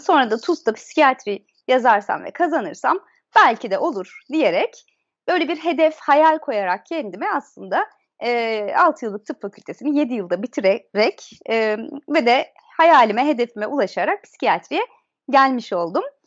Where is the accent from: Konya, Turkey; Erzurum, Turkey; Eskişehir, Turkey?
Konya, Turkey; Beyşehir; moved away; also born or lived in Akşehir; bir Akşehir'de doğum olduktan sonra büyüdüğüm yer e, Beyşehir'in Çavuşköy'ü.